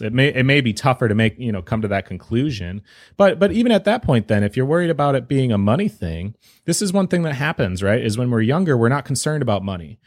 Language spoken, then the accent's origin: English; Wisconsin, United States; I'm from Wisconsin